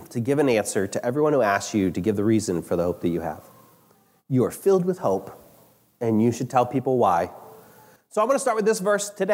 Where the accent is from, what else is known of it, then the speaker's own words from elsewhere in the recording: United States; as American Christians